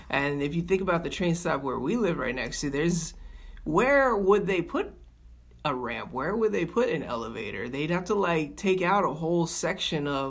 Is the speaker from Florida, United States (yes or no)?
yes; Tampa, Florida, United States; moved away; I'm from Tampa originally